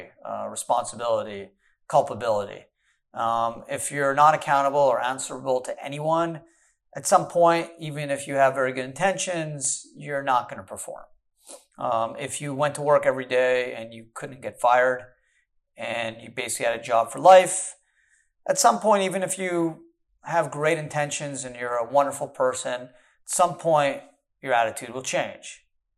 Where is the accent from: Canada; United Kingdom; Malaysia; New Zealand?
Canada; now in United States; I was born in Canada